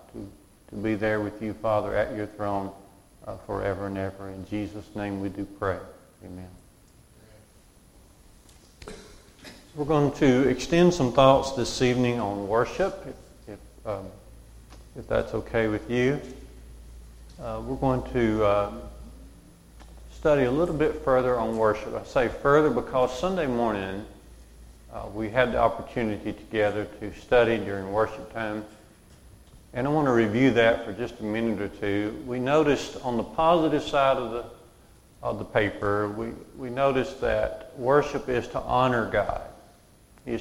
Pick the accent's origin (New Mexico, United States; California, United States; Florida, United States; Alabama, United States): Alabama, United States; Walker County; I grew up in Waukegan. We went to church out near Smith Lake at Curry Church of Christ